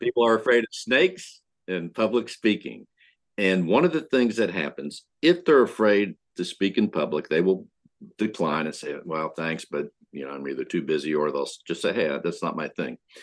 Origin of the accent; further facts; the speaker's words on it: Pennsylvania, United States; now in Houston, United States; I grew up in Pennsylvania